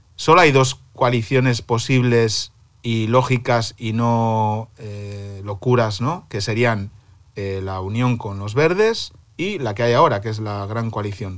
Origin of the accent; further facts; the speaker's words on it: Cantabria, Spain; now in Berlin, Germany; mi tierra, Cantabria